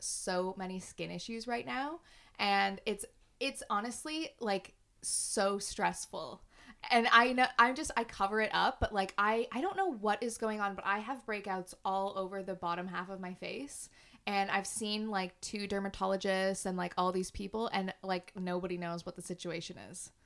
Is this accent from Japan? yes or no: no; Canada; moved away as an adult; now in London, United Kingdom; we're both from Canada and we've both moved over here.